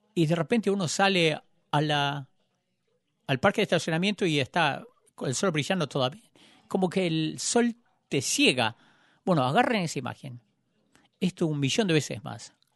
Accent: Joplin, Missouri, United States; había venido a Joplin, en mi ciudad

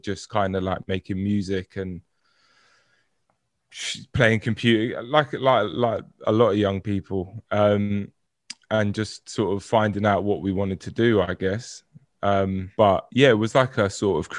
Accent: Brentford, London, United Kingdom; I'm from Brentford

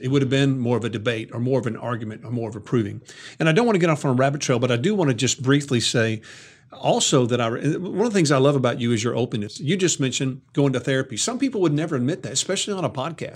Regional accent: the South, United States; growing up in the South

